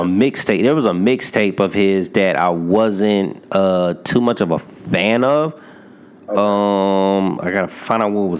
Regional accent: Fayetteville, North Carolina, United States; born there; And not because of a North Carolina bias, because, you know, I was born in Fayetteville, because, I mean, it's on my birth certificate.

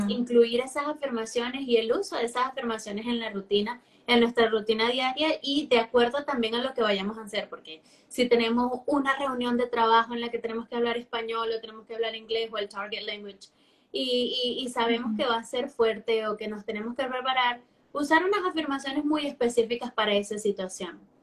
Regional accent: Venezuela; first language Spanish; now in Chile; soy nativa de español, soy de Venezuela pero vivo en Chile

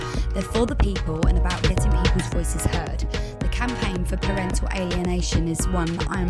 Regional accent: Brighton, South East England, United Kingdom; I'm from Brighton within the UK.

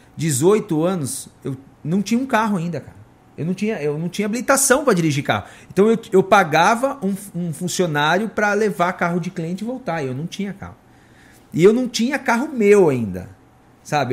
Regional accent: São Bernardo do Campo, São Paulo, Brazil; now in Indaiatuba, Brazil; a gente é de São Bernardo, o pessoal tudo trabalhando na Mercedes

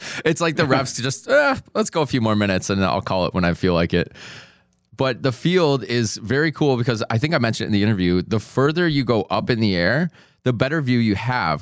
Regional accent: Minnesota, United States; moved away; I'm originally from Minnesota

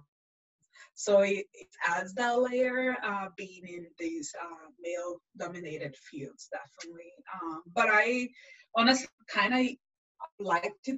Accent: Brazil; English is a second language; moved away as an adult; also born or lived in France; now in United States; born in Brazil and I lived in France for a bit and then I'm back to Brazil. And then I've been in the US for 13 years now.

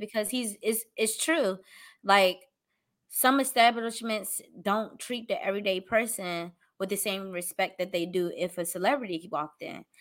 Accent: Washington, District of Columbia, United States; here in my hometown, D C

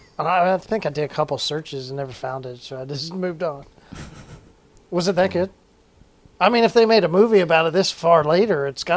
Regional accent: Tulsa, Oklahoma, United States; I'm from Tulsa.

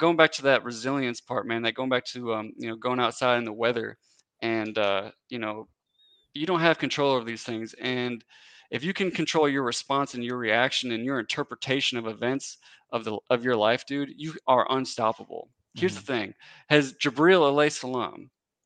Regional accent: Wisconsin, United States; moved away as an adult; now in Tennessee, United States; So I'm originally from Wisconsin.

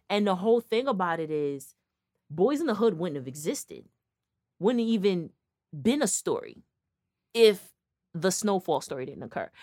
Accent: Connecticut, United States; we're from Connecticut

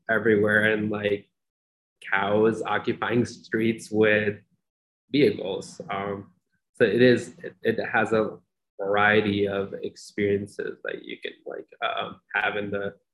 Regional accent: Pakistan; I was born in Pakistan. I grew up there

